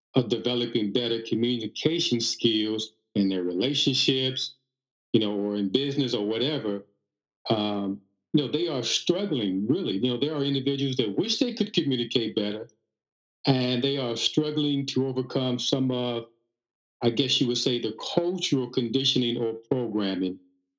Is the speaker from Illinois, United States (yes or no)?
yes; Chicago, Illinois, United States; this is the way we talk, where I'm from, you know, I'm from Chicago, what have you.